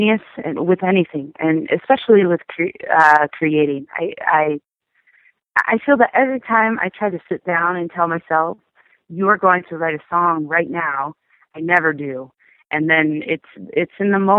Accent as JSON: {"language": "English", "town": "Sacramento", "region": "California", "country": "United States", "tie": "born or raised there", "moved": "as an adult", "lives_now": "Los Angeles, United States", "said": "my hometown, Sacramento"}